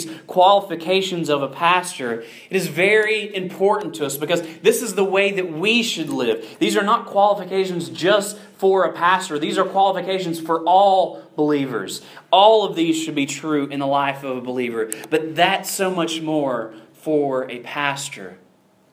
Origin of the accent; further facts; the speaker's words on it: the South, United States; I grew up in the South